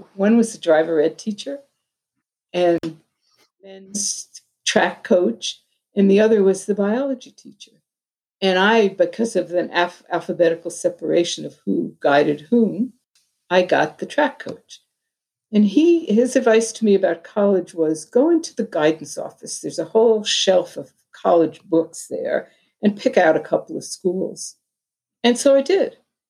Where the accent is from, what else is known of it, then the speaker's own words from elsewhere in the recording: Long Island, New York, United States; also born or lived in Bronx, New York City / Washington DC; I was born in New York City in the Bronx and grew up in a little town on Long Island called a town of 10,000 people when we moved there.